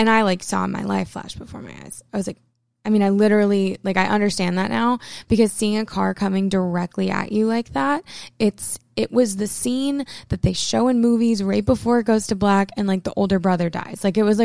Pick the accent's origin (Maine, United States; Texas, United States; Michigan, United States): Maine, United States; I'm from Maine.